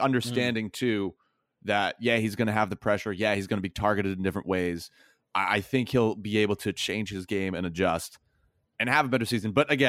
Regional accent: the South, United States; I'm from the South.

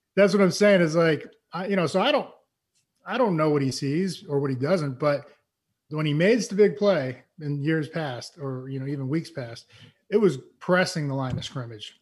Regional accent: East Coast, United States; moved away; I am from the East Coast

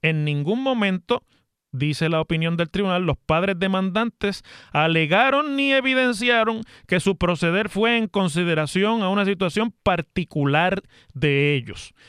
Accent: Mayagüez, Puerto Rico; allá en mi ciudad de Mayagüez

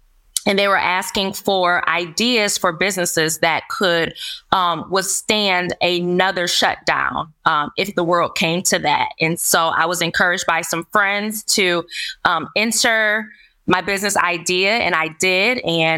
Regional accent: Lansing, Michigan, United States; So I grew up in the Lansing School Districts, and I graduated from Sexton High School way back in 2003.

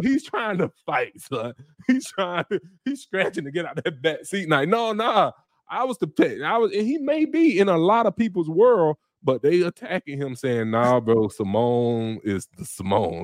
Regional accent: Florida, United States; I'm from Florida

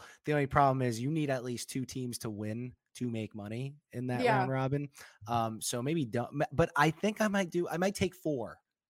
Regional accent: New York City, New York, United States; we're from the same hometown. We're both from Staten Island.

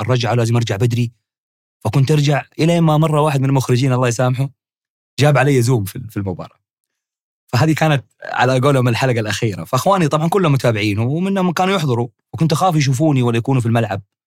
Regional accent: Hejaz, Saudi Arabia; عندنا في الحجاز

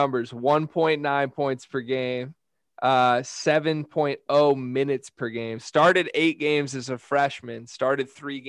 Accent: Lansing, Michigan, United States; I grew up in Lansing. I mean, I lived 10 minutes from Michigan State's campus my whole life.

